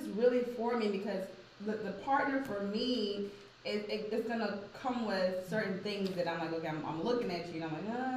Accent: Jamaica; moved away; I grew up in Jamaica. Both my parents are Jamaican.

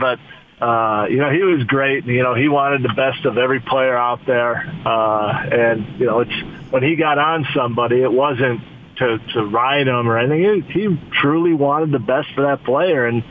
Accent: Chicago, Illinois, United States; I grew up in Chicago

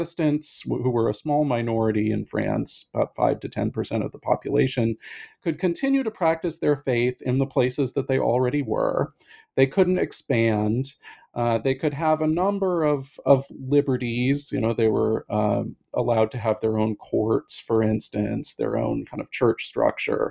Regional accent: Pacific Northwest, United States; now in Boston, United States; I'm originally from the Pacific Northwest

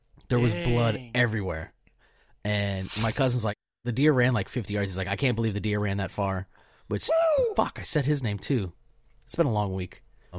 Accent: Pennsylvania, United States; All right, so everybody knows I'm from

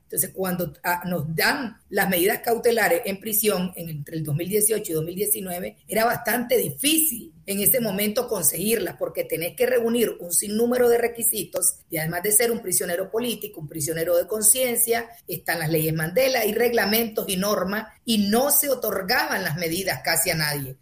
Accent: North Caribbean Coast Autonomous Region, Nicaragua; Yo soy costeña de la parte norte

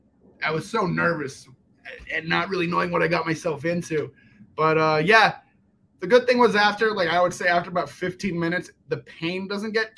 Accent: Peachtree City, Georgia, United States; born or raised there; also born or lived in Germany / Atlanta, Georgia

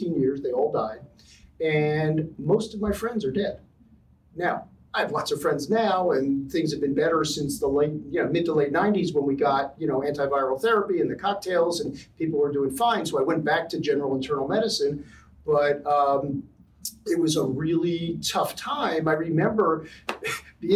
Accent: Philadelphia, Pennsylvania, United States; moved away as an adult; also born or lived in Cambridge, England / Amherst, Massachusetts; now in Los Angeles, United States; I'm from Philadelphia. I grew up in, I was a middle of three boys, grew up in a kind of middle class, kind of Nowhereville neighborhood in a little brick row house

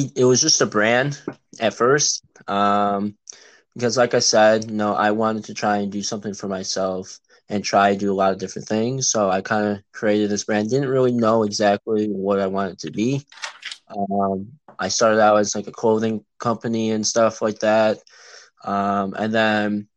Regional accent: Illinois suburbs, United States; I'm from Illinois in the suburbs, and I've been here, you know, all my life, and that's currently where I'm

